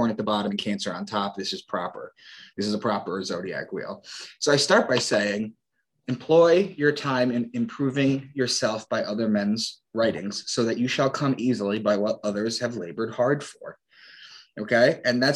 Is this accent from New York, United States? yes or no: yes; Long Island, New York, United States; accent: New York; also born or lived in Boston; I'm from Long Island